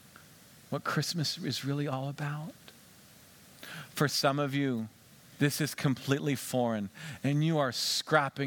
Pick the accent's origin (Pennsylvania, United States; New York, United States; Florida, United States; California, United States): Pennsylvania, United States; Western; Where we grew up in Western Pennsylvania